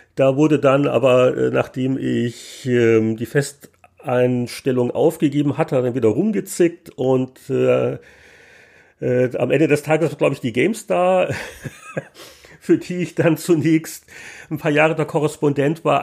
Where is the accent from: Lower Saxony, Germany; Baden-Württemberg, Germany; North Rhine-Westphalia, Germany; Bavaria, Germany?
Bavaria, Germany; Munich; moved away as an adult; also born or lived in San Francisco Bay Area / Vancouver / Nuremberg; ich bin halt in, in München aufgewachsen, auch beruflich